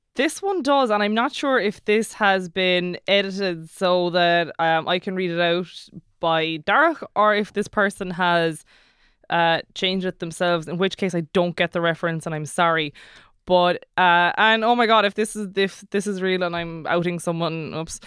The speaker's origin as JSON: {"language": "English", "town": "Killarney", "region": "Munster", "country": "Ireland", "moved": "yes", "said": "I'm from Killarney"}